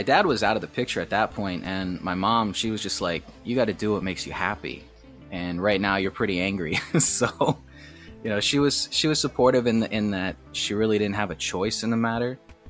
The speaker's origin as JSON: {"language": "English", "region": "Michigan", "country": "United States", "tie": "born or raised there", "also_born_or_lived": "Eastern Seaboard", "lives_now": "Mokpo, South Korea", "said": "I'm from America. I grew up in Michigan and all over the Eastern Seaboard."}